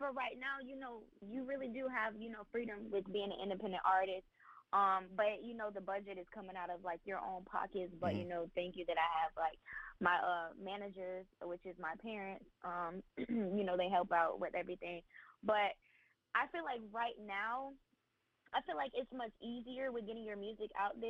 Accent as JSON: {"language": "English", "town": "Tampa", "region": "Florida", "country": "United States", "said": "Tampa, Florida."}